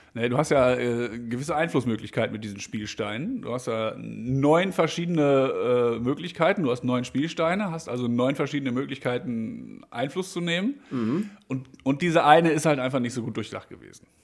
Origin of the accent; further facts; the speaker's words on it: Brilon, North Rhine-Westphalia, Germany; aus Brilon. Die Stadt kennst du wahrscheinlich. Das ist die Stadt, wo ich herkomme.